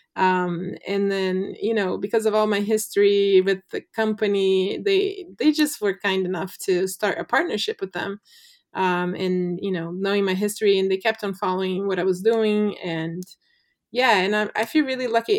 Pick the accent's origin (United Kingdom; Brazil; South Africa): Brazil; now in United States; I'm Braz, clearly Brazilian